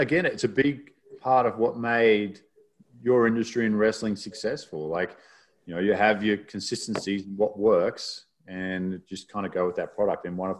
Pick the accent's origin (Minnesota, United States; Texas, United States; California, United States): Texas, United States; Sweetwater; It's like, oh, I'm from Sweetwater, Texas.